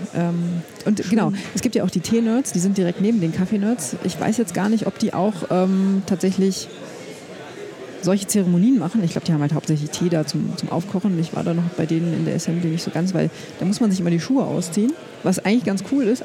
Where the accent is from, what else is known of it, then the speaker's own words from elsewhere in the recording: Germany; ich bin ja in der Nähe von Berlin aufgewachsen